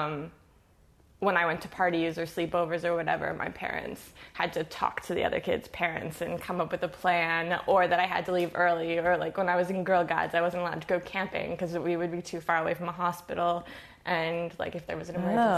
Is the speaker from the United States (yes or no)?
no; Toronto, Ontario, Canada; I grew up in Etobicoke